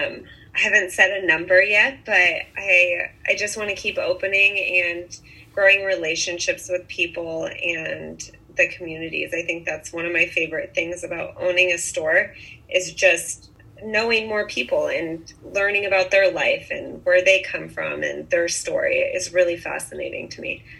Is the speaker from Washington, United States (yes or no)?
yes; Bainbridge Island, Washington, United States; moved away as an adult; also born or lived in Santa Barbara, California; now in Montecito, United States; I grew up in on Bainbridge Island, Washington. It's a little island off of Seattle.